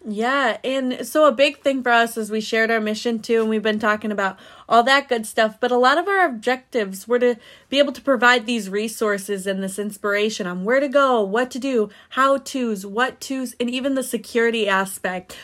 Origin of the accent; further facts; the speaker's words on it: Indiana, United States; moved away; also born or lived in Florida / Eastern Caribbean; I'm originally from Indiana